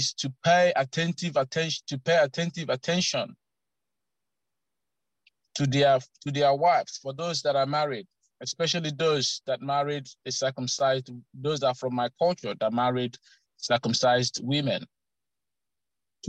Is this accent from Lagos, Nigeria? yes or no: no; Eastern Nigeria, Imo, Nigeria; now in Canberra, Australia; I grew up in Imo State, Eastern Nigeria.